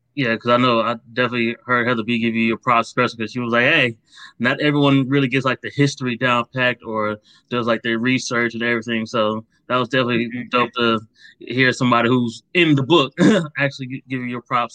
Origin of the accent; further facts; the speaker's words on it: Akron, Ohio, United States; I grew up in Akron, Ohio, right yeah. next to Cleveland